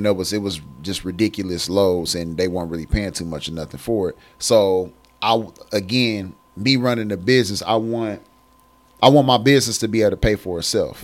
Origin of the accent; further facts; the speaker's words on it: Michigan, United States; moved away as an adult; now in Columbus, United States; I moved away from Michigan because I'm originally from Michigan